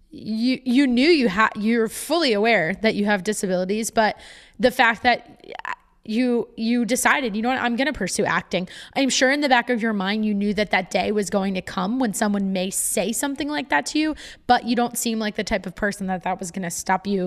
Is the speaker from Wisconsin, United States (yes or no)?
no; Westfield, New Jersey, United States; also born or lived in Cranford, New Jersey; I'm right currently sitting in Cranford, and I grew up in Westfield